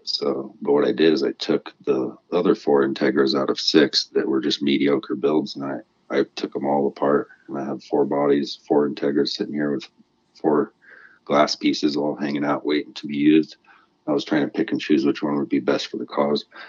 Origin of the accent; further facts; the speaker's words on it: New Mexico, United States; also born or lived in Washington; now in Colorado, United States; I was raised in New Mexico, and as you know, there's a lot of lowriders there.